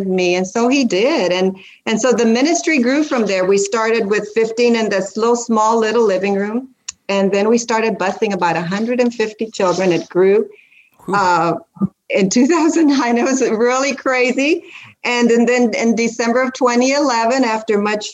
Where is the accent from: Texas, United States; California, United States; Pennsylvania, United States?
Texas, United States; South; now in Central Kentucky, United States; I'm from South Texas with Hispanic roots